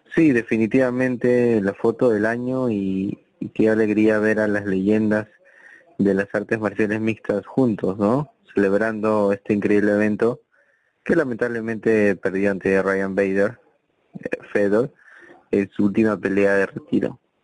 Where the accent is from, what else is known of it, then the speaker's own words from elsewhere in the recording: Peru; somos somos peruanos